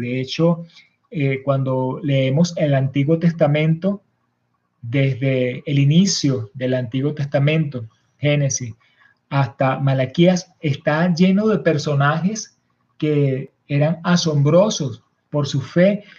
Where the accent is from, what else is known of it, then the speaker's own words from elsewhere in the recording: Venezuela; algunos de nosotros que somos nacidos en Venezuela